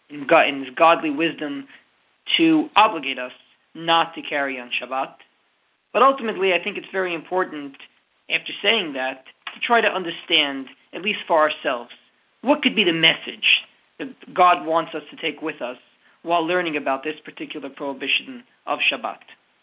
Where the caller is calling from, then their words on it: Halifax, Nova Scotia, Canada; I'm calling you from Halifax, Nova Scotia